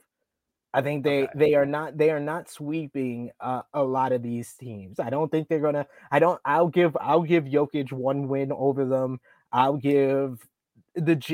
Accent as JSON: {"language": "English", "region": "New York", "country": "United States", "said": "I am from New York"}